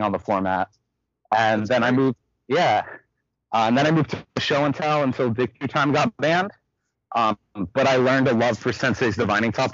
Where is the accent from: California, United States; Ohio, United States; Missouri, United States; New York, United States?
California, United States; Santa Rosa; I'm from North Bay. I'm from Santa Rosa. It's about an hour north of SF